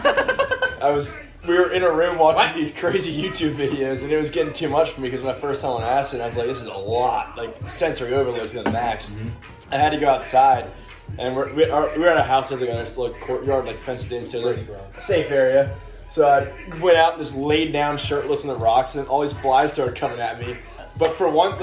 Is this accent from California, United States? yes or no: no; Maryland, United States; moved away as an adult; also born or lived in North Carolina; When I came down from Maryland to North Carolina for school, it's just an entirely different culture down there